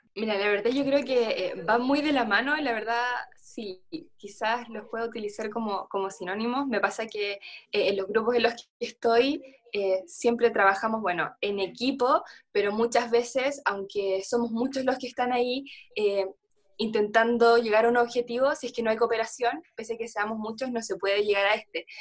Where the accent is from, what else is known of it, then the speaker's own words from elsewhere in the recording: Chile; en mi país, por ejemplo, en Chile